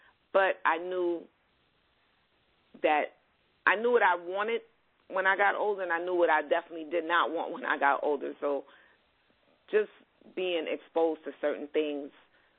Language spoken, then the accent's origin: English; New York City, New York, United States; I was born and raised in Brooklyn.